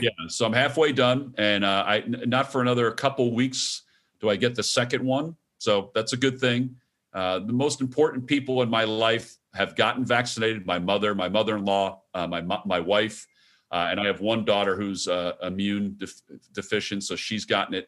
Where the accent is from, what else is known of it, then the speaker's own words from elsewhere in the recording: New Jersey, United States; where I grew up in Jersey